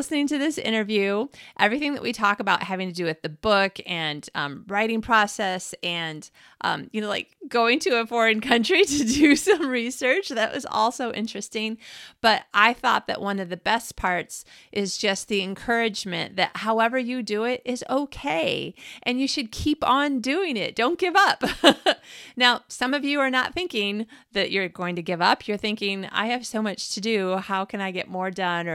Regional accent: Michigan, United States; moved away as an adult; now in Sweden; I'm from Michigan

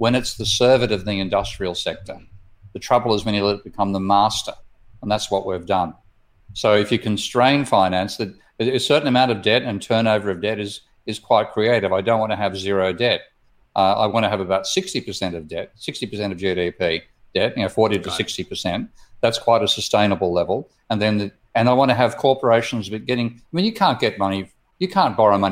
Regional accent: Australia; my home country of Australia

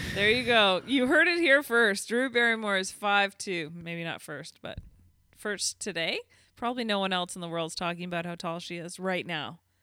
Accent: Canada; accent: Canadian; I am very Canadian

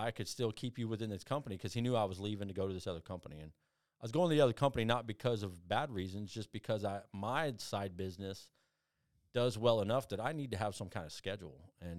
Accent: Phoenix, Arizona, United States; born there; I was born in Phoenix, Arizona

